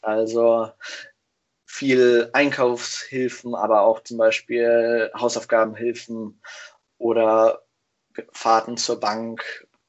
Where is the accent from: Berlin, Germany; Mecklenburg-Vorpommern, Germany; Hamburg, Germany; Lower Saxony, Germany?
Lower Saxony, Germany; Hanover; moved away as an adult; now in Kiel, Germany; Ich komme eigentlich aus Hannover